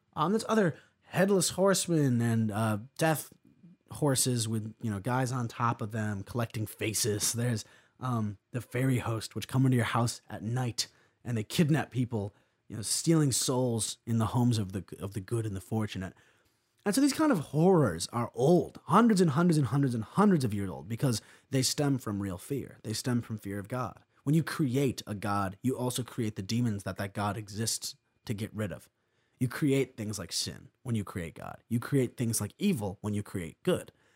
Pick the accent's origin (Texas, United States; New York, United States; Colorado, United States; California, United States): New York, United States; I'm from New York State. I've lived here my entire life.